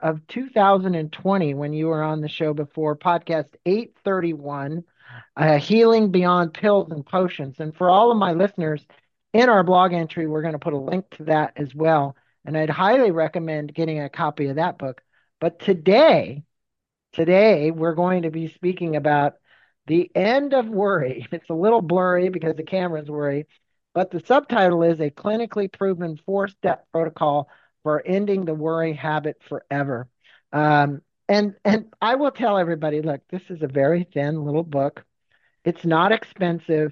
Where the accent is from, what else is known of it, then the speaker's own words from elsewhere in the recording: Encinitas, California, United States; Scripps Memorial Encinitas, my hometown